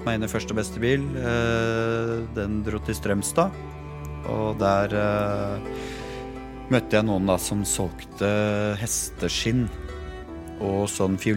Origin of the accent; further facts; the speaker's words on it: Eidsvoll, Akershus, Norway; Jeg vokste jo opp uh, i Rådal. i Eidsvoll og, og, og, sånn. Bodde der med familien.